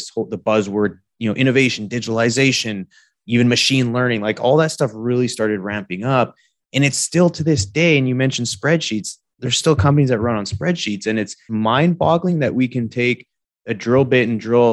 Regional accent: Canada; moved away as an adult; now in Texas, United States; folks like myself growing up in Canada

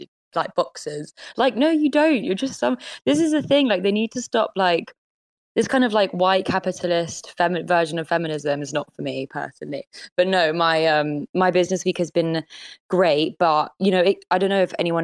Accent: London, United Kingdom; also born or lived in Paris; as a Londoner

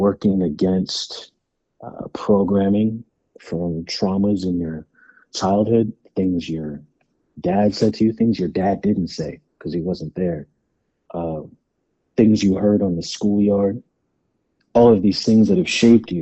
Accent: California, United States; being a black man, you know, growing up in California

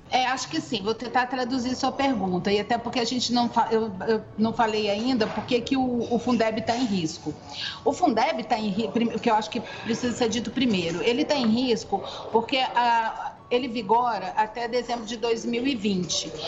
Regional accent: Goiânia, Goiás, Brazil; now in Brasília, Brazil; moro em Brasília há muito tempo, já há mais de 20 anos. Sou de, sou de Goiânia

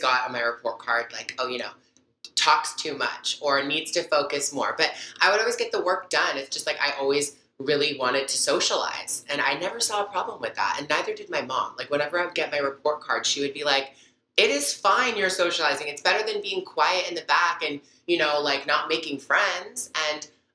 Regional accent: Toronto, Ontario, Canada; also born or lived in Montreal, Quebec / Burlington, Ontario / Mississauga, Ontario; was born in Montreal, Canada, and I grew up in Burlington, Mississauga, Toronto

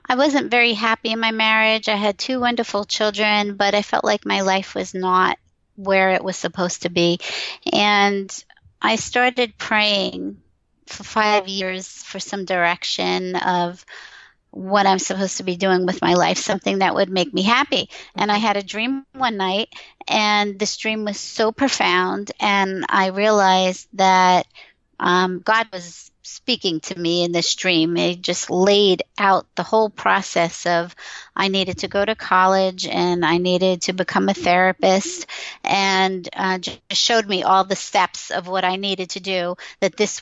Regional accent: Long Island, New York, United States; moved away; also born or lived in Pennsylvania; I grew up in Long Island from a Jewish family

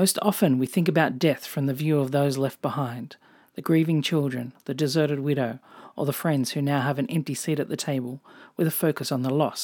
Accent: Australia; accent: Australian; also born or lived in Japan / England / New Zealand; If you can't tell from my accent, I'm Australian

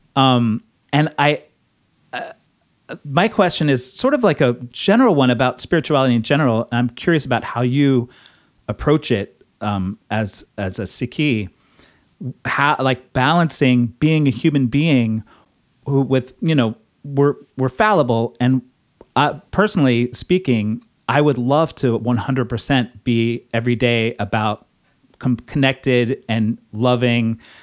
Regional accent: Texas, United States; now in Brooklyn, United States; I grew up in Texas.

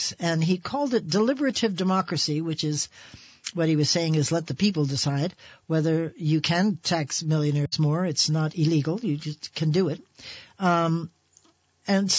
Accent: New Jersey, United States; now in Vermont, United States; New Jersey, which is my home state.

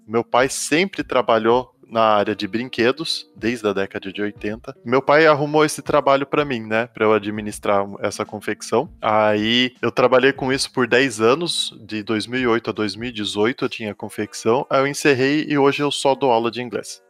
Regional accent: Itu, São Paulo, Brazil; also born or lived in United States; now in Boituva, Brazil; moro em Boituva, mas sou nascido em Itu, no interior de São Paulo

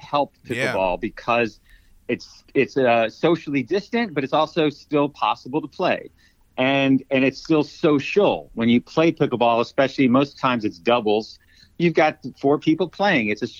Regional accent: Arizona, United States; moved away as an adult; also born or lived in New York City; I grew up in Arizona, and even though I lived in New York City most of my adult life

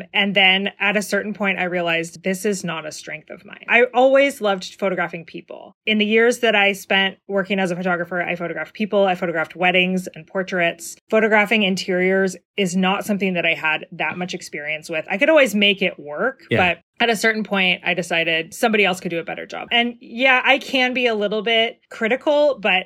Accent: Beaverton, Oregon, United States; also born or lived in Portland, Oregon; I am from here. Yeah. I was born in Emmanuel Hospital. I grew up in Beaverton.

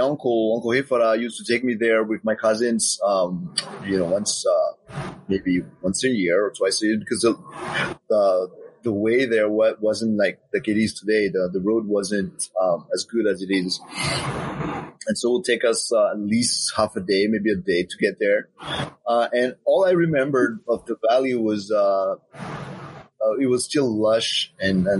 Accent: Windward Islands, French Polynesia; now in Papeete, French Polynesia; I was born here in Papeete, where I live right now, and but I grew up in Moorea in Papetoe

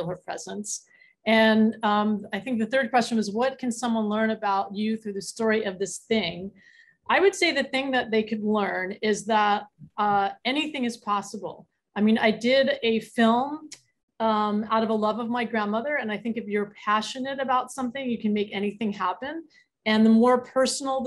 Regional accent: Philadelphia, Pennsylvania, United States; I'm from Philly too

